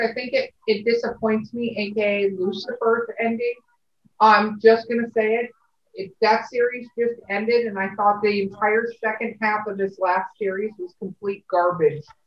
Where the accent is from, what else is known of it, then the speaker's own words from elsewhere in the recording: Los Angeles, California, United States; I grew up in Hollywood, California, but my family is from Minnesota